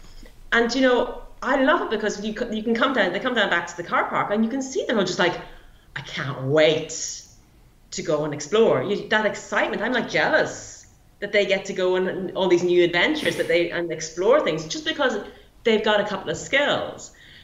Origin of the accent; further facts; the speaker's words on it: Derry, Northern Ireland, United Kingdom; I'm originally from Northern Ireland anyway